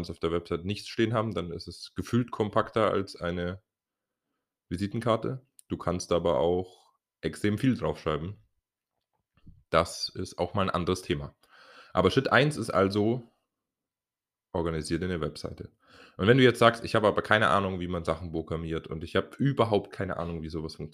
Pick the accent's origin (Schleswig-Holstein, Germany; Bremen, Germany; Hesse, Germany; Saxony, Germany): Saxony, Germany; Dresden; ich bin aus Dresden und habe hier mein Person Training Business aufgebaut.